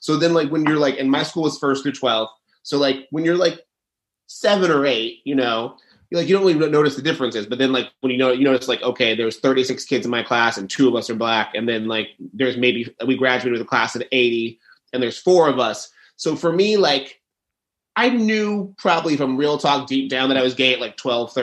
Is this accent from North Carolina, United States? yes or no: no; Dallas, Texas, United States; I grew up in Dallas, Texas, and went to a very bougie prep school